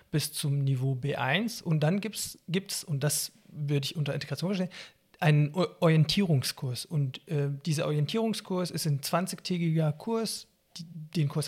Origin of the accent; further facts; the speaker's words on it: Syria; now in Germany; das liegt daran, dass ich eben als Palästinenser in Syrien geboren und aufgewachsen bin. Palästinenser haben in Syrien die äh, Flüchtlingseigenschaft und keine Staatsbürgerschaft. Wir bekommen die syrische Staatsbürgerschaft nicht. Und als ich dann nach Deutschland geflüchtet bin